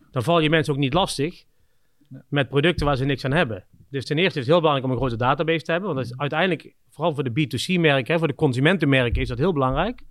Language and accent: Dutch; Kempen, North Brabant, Netherlands; moved away as an adult; also born or lived in Scandinavia / Budapest / Shanghai / Singapore; een dorp hier in waar ik vandaan kom in de Kempen